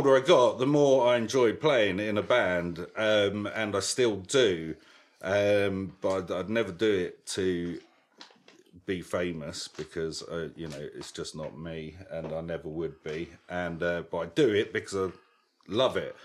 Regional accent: London, United Kingdom; I spent a lot of that time in East London

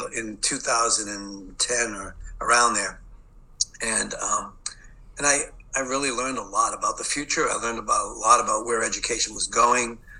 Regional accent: Boston, Massachusetts, United States; accent: Boston; I'm from the city of Boston. I grew up in Boston, so you'll hear that Boston accent.

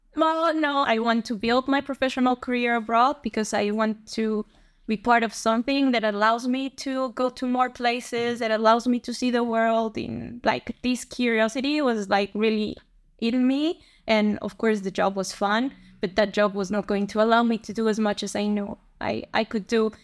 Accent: Bogota, Bogotá Capital District, Colombia; moved away as an adult; also born or lived in Singapore / Germany; now in Netherlands; So I'm from Colombia. I was born there and I grew up there. I'm from Bogota, from the capital

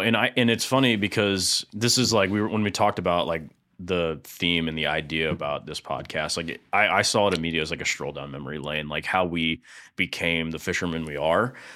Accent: East Lake, Florida, United States; I grew up in East Lake, more, a little more specifically in Woodfield, which is, um, right next to Eastlake High School and Brooker Creek

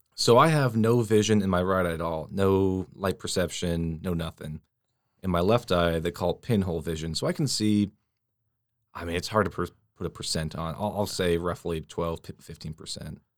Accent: Washington, United States; moved away; I'm, uh, from Washington State. So all my family, they're still back there

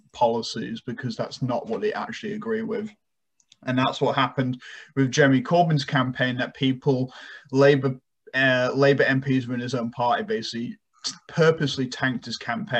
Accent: United Kingdom; now in United States; my home country in the UK

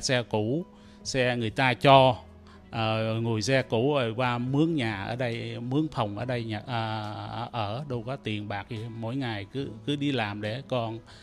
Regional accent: Trà Cú, Trà Vinh, Vietnam; also born or lived in Cambodia / Thailand; now in Toronto, Canada; tôi là người Việt Nam sinh đẻ ở à, Việt Nam à, ở ấp Bà Côi xã Đông Châu huyện Trà Cú tỉnh Trà Vinh rồi tôi tôi vượt biên từ Trà Vinh qua à, Campuchia rồi sang à, qua Thái Lan

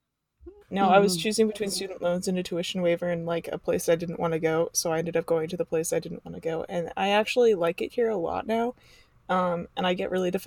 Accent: East Coast, United States; moved away as an adult; now in Midwest, United States; grew up on the East Coast and basically in a small town

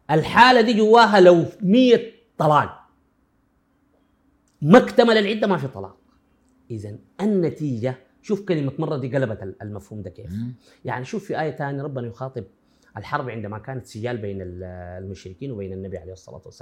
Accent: Sudan; انا اتكلم عندنا في السودان

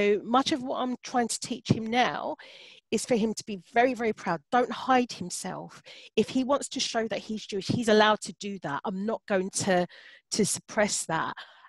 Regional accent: London, United Kingdom; I'm born and bred in Hackney

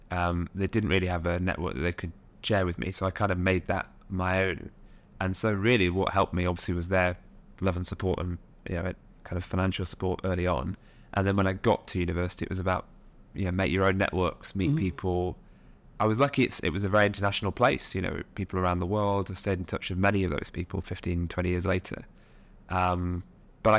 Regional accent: Nottingham, East Midlands, United Kingdom; now in London, United Kingdom; But, you know, we grew up on a working class estate in Nottingham, which you wouldn't know from my accent now, but it's all kind of disappeared in sort of London.

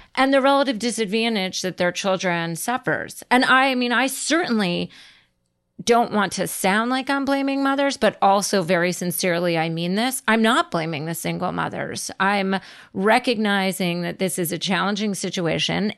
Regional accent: New Jersey, United States; I grew up in New Jersey in the eighties

